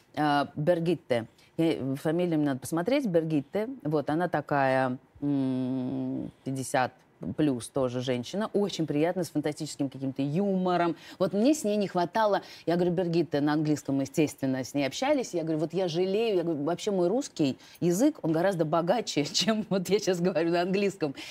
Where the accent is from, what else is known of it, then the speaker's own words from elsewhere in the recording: Russia; accent: Russian; Мы две из России